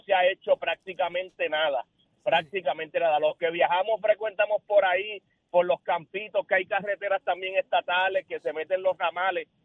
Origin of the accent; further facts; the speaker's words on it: Aguada, Puerto Rico; soy de Aguada